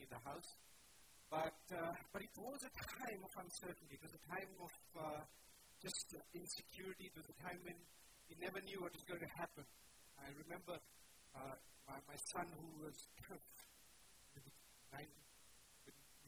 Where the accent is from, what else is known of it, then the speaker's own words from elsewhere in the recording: Sri Lanka; moved away; my home country, Sri Lanka